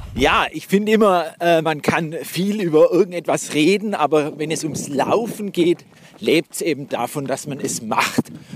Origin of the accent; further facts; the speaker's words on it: Blaubeuren, Baden-Württemberg, Germany; ich komme ja aus Blaubeira, das Schwäbische Alb, Blautopf